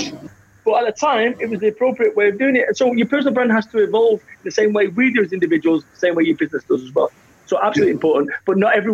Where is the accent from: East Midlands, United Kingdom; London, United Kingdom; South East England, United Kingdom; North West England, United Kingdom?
North West England, United Kingdom; Salford; I am from Salford, Manchester.